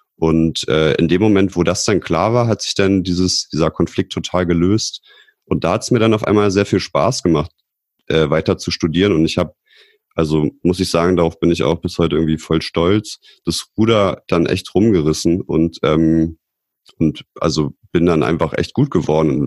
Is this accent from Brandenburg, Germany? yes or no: yes; Potsdam, Brandenburg, Germany; ich bin auch aus Potsdam